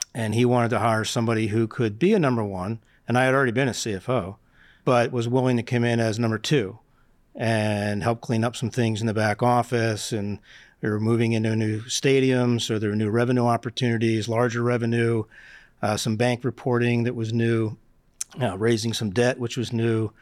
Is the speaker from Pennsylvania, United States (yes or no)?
yes; Philadelphia, Pennsylvania, United States; I grew up in Northeast Philadelphia